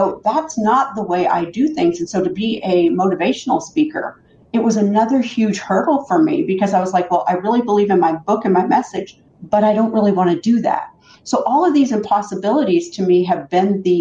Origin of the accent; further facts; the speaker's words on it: Canada; I grew up in Canada, and I was raised by a mom who lived on welfare